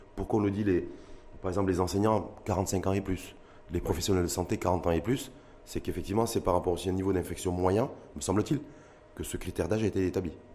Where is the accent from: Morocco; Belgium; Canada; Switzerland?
Morocco; chez nous, au Maroc